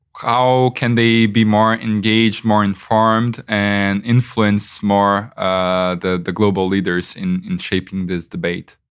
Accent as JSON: {"language": "English", "country": "Brazil", "said": "I am from Brazil"}